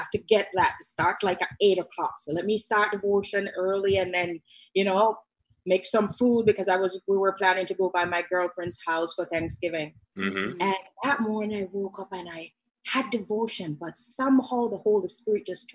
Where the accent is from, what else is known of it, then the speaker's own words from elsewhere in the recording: Jamaica; moved away; I'm Jamaican.